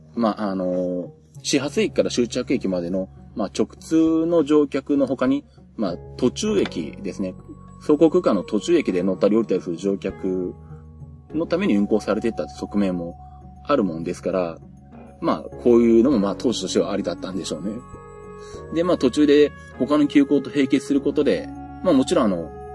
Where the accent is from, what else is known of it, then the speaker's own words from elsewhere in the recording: Nagoya, Aichi, Japan; 私地元は名古屋なんで